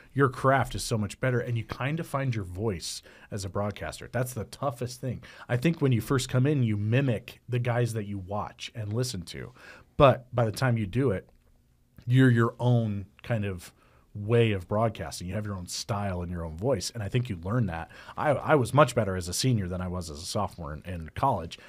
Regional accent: Midwest, United States; moved away; I'm from the Midwest

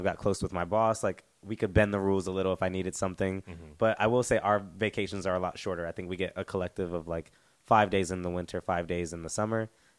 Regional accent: North Carolina, United States; moved away as an adult; now in South Korea; because I'm from North Carolina

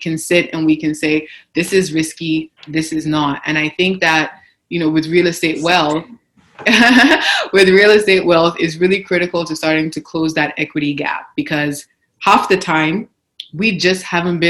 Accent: Nigeria; now in Canada; I didn't grow up in Canada. I grew up in Nigeria

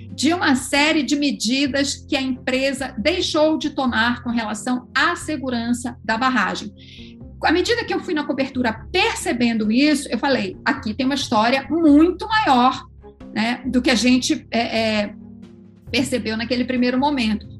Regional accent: Belém, Pará, Brazil; somos amazônidas. Eu sou de Belém

